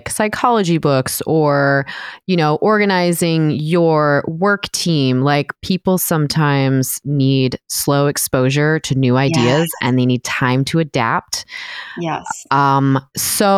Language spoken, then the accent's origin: English; northern San Diego County, California, United States; I grew up in northern San Diego County